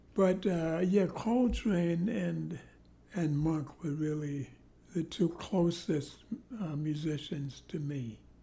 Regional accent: New York City, New York, United States; I was born in Harlem

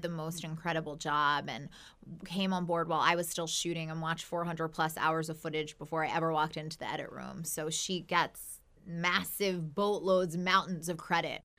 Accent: Baltimore, Maryland, United States; I'm born and raised in Baltimore

